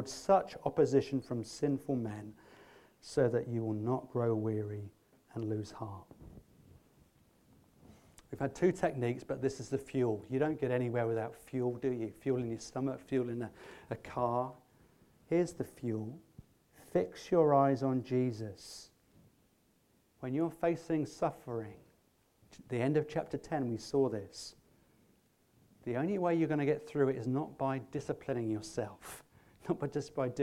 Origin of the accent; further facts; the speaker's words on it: England, United Kingdom; we're English